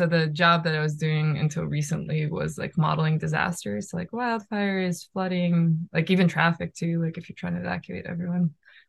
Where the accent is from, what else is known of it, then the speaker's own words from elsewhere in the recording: Russia; now in United States; when I moved from Russia to US with my parents, we lived in Michigan.